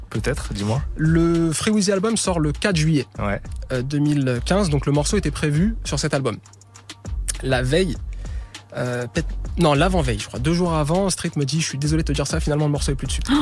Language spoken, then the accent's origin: French; France; Voilà, je suis français et on s'en fout.